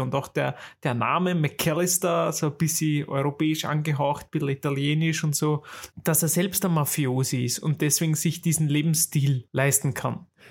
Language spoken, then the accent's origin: German; Vienna, Austria; bei uns in Wien